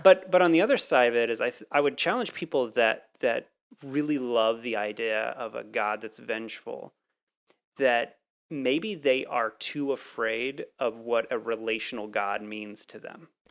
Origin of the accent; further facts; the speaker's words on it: Texas, United States; moved away; I grew up in Texas, uh, for a while